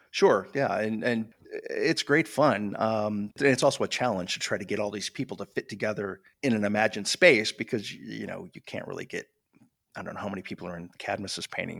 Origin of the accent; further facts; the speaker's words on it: Michigan, United States; I grew up in Michigan